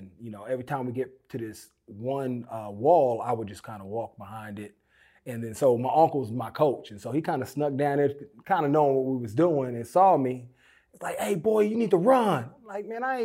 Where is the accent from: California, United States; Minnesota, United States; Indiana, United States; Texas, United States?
California, United States; Oakland; I grew up in Oakland